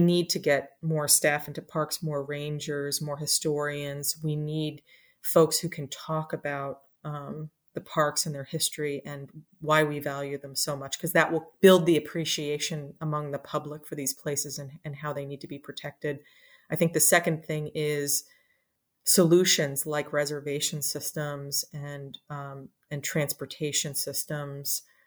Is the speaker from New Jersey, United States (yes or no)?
yes; New Jersey, United States; moved away as an adult; also born or lived in Washington, D.C.; I, uh, was a kid in New Jersey who loved the outdoors